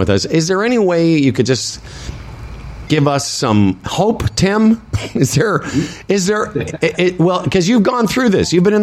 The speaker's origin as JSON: {"language": "English", "town": "Moose Jaw", "region": "Saskatchewan", "country": "Canada", "said": "we're both from Moose Jaw"}